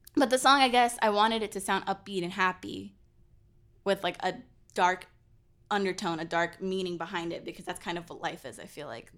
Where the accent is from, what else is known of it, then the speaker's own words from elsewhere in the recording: California, United States; moved away; I was born in California